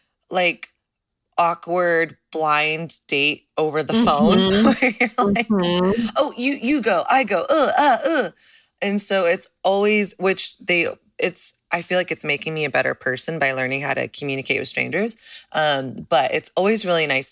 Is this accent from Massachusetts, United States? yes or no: no; Dallas, Texas, United States; I'm from Texas. I'm from Dallas.